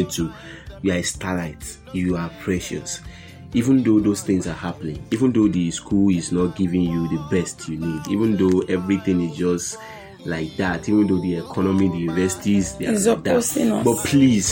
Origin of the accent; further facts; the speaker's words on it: Nigeria; we are all Nigerian students